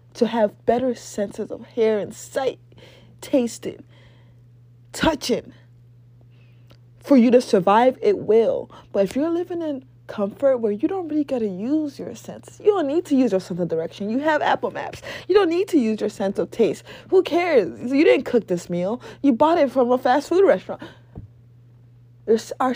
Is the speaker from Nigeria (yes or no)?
yes; Nigeria; moved away; I went to boarding school and high school in Nigeria